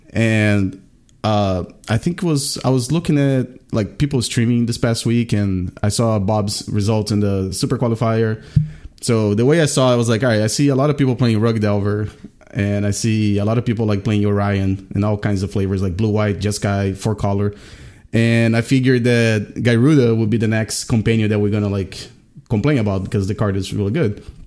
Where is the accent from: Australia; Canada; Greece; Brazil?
Brazil; now in Richmond, United States; I'm from Brazil, but I've been living in Richmond, Virginia for the past twenty years.